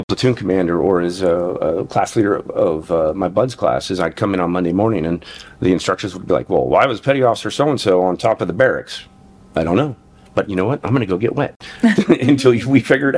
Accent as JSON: {"language": "English", "town": "Incline Village", "region": "Nevada", "country": "United States", "tie": "born or raised there", "said": "I grew up in Incline Village, Nevada, and very small town of permanent residents"}